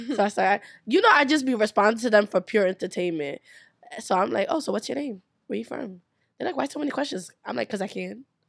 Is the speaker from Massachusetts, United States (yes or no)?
no; New York City, New York, United States; growing up in New York